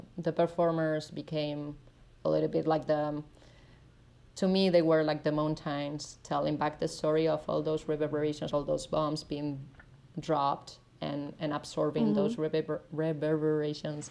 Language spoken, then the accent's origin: English; Navarre, Spain; first language Spanish; English is a second language; moved away as an adult; also born or lived in New York; now in Berlin, Germany; my hometown in the north of Spain